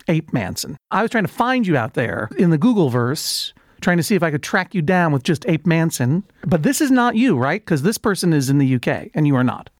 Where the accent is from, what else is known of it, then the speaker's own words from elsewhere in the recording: Massachusetts, United States; I grew up in the Commonwealth of Massachusetts